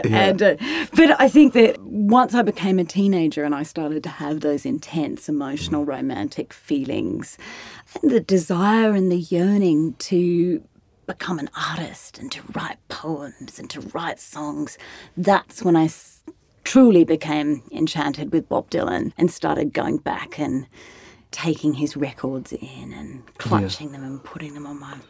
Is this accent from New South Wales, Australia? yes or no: yes; Sydney, New South Wales, Australia; But I grew up in Australia and I grew up in various country towns. My parents were school teachers, so we travelled around a lot for their work. But I was born in Sydney and I went to university in Sydney.